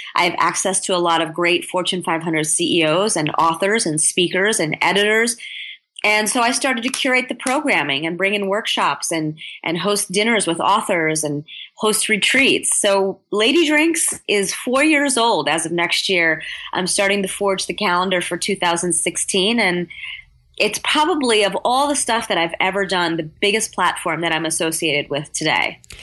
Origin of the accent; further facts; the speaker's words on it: United States; I'm American born